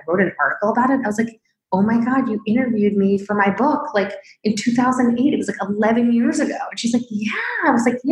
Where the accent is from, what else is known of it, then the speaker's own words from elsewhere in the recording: Springfield, Illinois, United States; I was born in Springfield, Illinois